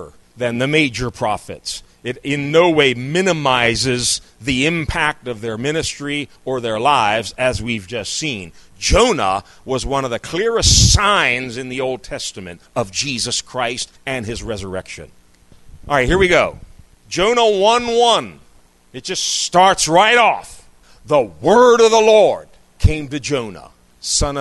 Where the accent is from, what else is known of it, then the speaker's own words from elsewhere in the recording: United States; moved away as an adult; someone who was born and raised in this country. I lived a number of years outside of it, but I'm back here